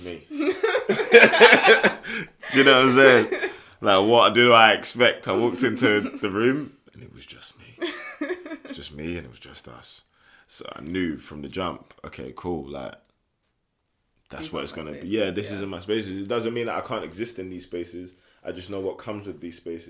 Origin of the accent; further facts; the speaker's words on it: London, United Kingdom; from England, from London, East London, born and raised in Hoxton